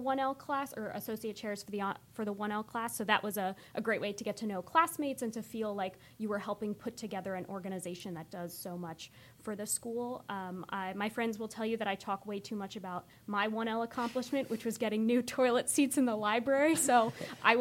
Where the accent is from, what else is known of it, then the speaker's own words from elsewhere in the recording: New Jersey, United States; moved away as an adult; also born or lived in Delaware / Madrid; now in Williamsburg, Virginia, United States; I'm originally from the great state of New Jersey